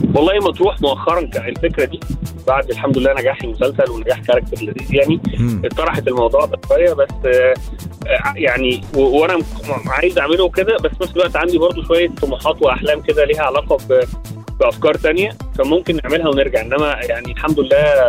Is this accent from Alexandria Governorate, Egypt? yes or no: no; Port Said, Port Said Governorate, Egypt; born or raised there; moved away as an adult; also born or lived in France; now in Cairo, Egypt